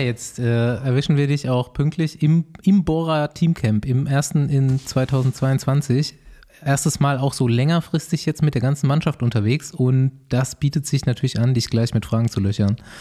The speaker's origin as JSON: {"language": "German", "area": "Mainaschaff", "region": "Bavaria", "country": "Germany", "tie": "born or raised there", "said": "bei uns zu Hause in Meinerschaft"}